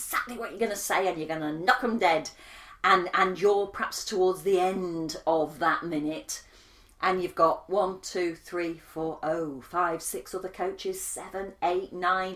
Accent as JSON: {"language": "English", "country": "United Kingdom", "said": "I'm British"}